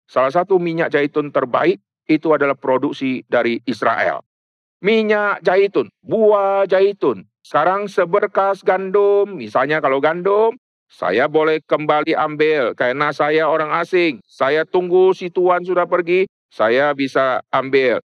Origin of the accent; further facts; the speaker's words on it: North Sumatra, Indonesia; Di Sumatera banyak orang yang tanam sawit, saya dari Sumatera Utara, saya dari kecil sudah keliling, sudah masuk keluar pohon sawit, pohon karet, dan saya tahu itu.